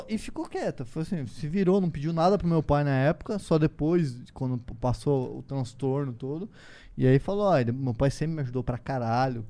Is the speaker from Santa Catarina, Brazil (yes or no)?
no; Foz do Iguaçu, Paraná, Brazil; moved away; nasci em Foz do Iguaçu